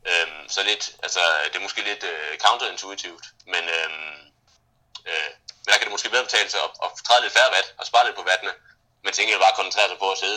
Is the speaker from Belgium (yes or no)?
yes; Brussels, Brussels-Capital Region, Belgium; now in Denmark; Jeg, jeg voksede op i Bruxelles, øh, som ligger midt imellem, øh, hvad hedder det, øh, Vallonien og, og, og Flandern.